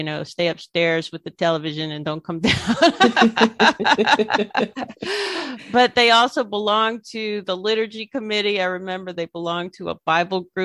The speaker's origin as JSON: {"language": "English", "town": "Baton Rouge", "region": "Louisiana", "country": "United States", "tie": "born or raised there", "also_born_or_lived": "Boston, United States", "moved": "as an adult", "lives_now": "Hiroshima, Japan", "said": "I come from East Baton Rouge Parish"}